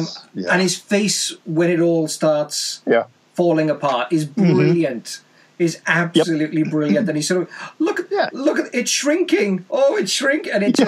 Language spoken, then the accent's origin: English; Wales, United Kingdom; there's a link of, to my home country.